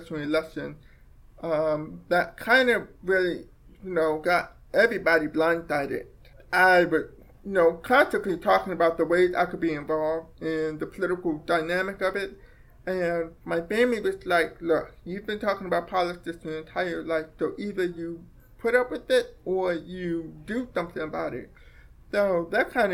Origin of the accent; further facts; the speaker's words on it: Baltimore, Maryland, United States; also born or lived in Frederick County, Maryland; I grew up in Baltimore City, and I went to the Middle School for the Deaf in Frederick County